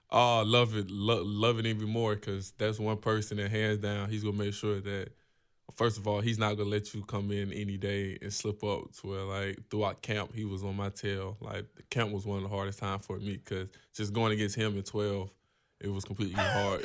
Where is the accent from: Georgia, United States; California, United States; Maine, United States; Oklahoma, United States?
Georgia, United States; growing up in Georgia